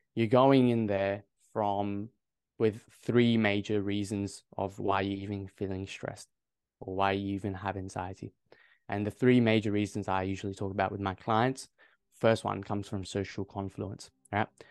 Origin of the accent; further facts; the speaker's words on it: Adelaide, South Australia, Australia; I'm from Adelaide.